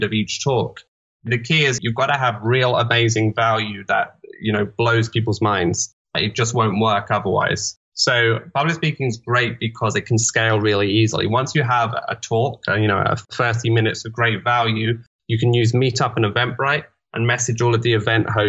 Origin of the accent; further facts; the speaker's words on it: London, United Kingdom; I'm from London